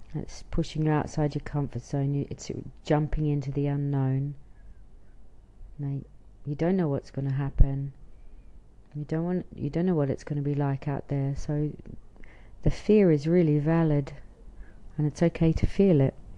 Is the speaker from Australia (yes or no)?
yes; Australia; now in Israel; I'm an Australian living in Israel